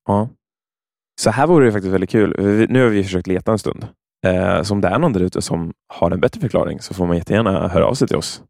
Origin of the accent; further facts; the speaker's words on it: Örebro, Örebro County, Sweden; när jag växte upp så i Örebro